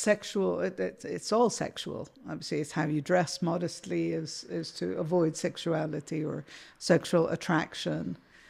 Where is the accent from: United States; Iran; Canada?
Iran; And I think I grew up in a bit of a bubble, mm-hmm. which wasn't the kind of the I suppose you could say not the real Iran in that. Mm-hmm. My parents are not Iranian.